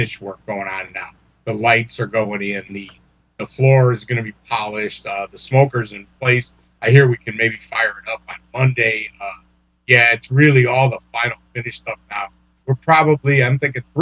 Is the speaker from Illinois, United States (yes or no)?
yes; Chicago, Illinois, United States; I grew up in Chicago with the seedy racetracks